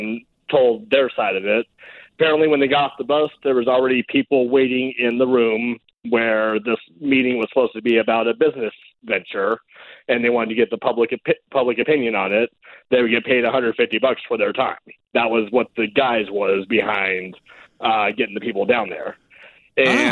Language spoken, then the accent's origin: English; Bullhead City, Arizona, United States; here in my hometown